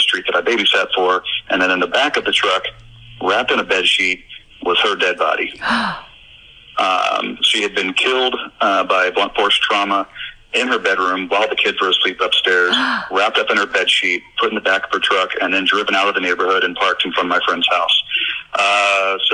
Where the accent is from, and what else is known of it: Orlando, Florida, United States; born or raised there